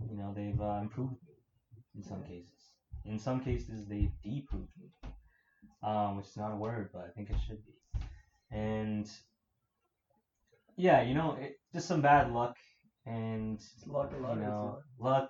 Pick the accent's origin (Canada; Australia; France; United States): Canada; Toronto, Ontario; we're all from Scarborough as well